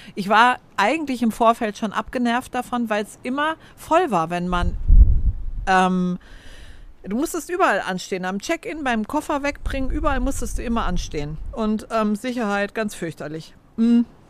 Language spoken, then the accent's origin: German; Frankfurt, Hesse, Germany; moved away as an adult; also born or lived in Vienna; ich bin in Frankfurt aufgewachsen und meine, meine Kernfamilie lebt in Frankfurt oder bei Frankfurt